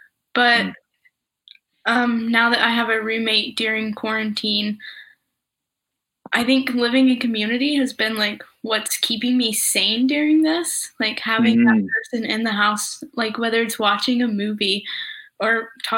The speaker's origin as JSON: {"language": "English", "region": "Georgia", "country": "United States", "moved": "yes", "said": "like I'm from Georgia, and so I'm still like living in community with them."}